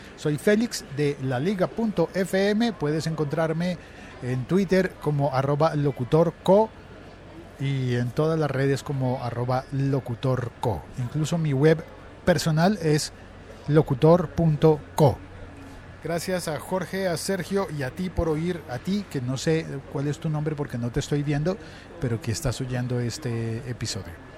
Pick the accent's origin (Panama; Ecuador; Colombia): Colombia; el periódico El Espectador, que es el segundo periódico más importante en mi país